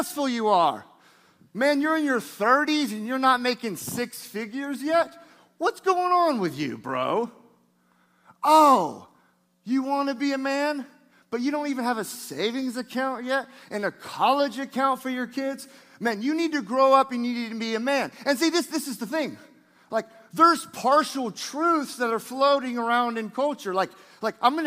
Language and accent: English; Niceville, Florida, United States; Niceville, that's where I'm from. Niceville, not Nashville, Niceville, Florida, outside of Destin.